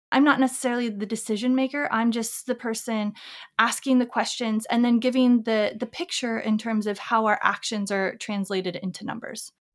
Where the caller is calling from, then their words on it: Seattle, Washington, United States; I'm calling from Seattle